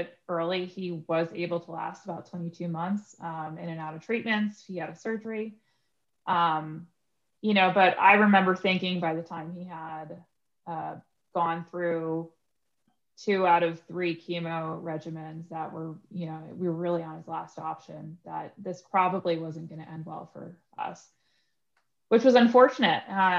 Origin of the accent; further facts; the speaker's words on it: New York, United States; now in Pittsburgh, United States; You know, I come from New York, which it was like crazy moving to Pittsburgh, you know, because I went from a super big city to a medium, moderate sized city